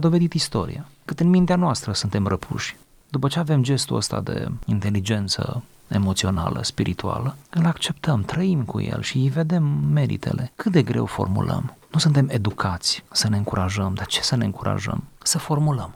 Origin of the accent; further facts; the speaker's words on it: Romania; demnitatea noastră ca români